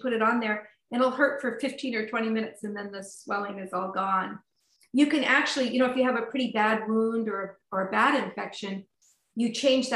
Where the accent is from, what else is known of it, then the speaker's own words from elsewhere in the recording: Sonoma County, California, United States; now in Burlington, United States; I grew up in Sonoma County